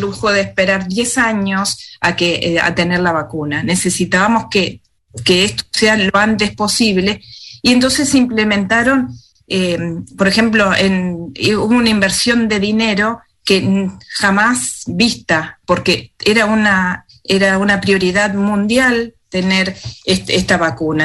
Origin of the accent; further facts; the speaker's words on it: Argentina; moved away as an adult; now in Wellington, New Zealand; hablar como médica argentina o por la experiencia que estuve allá en mi país